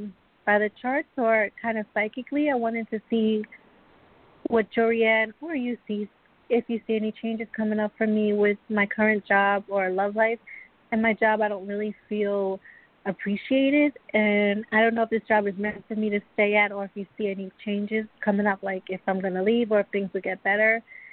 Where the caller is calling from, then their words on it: Long Island, New York, United States; I'm calling from Long Island, New York.